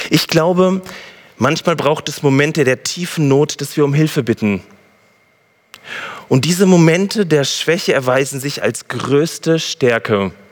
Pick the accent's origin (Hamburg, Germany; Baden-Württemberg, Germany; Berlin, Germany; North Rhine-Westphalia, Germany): North Rhine-Westphalia, Germany; Gütersloh; ich komme aus Gütersloh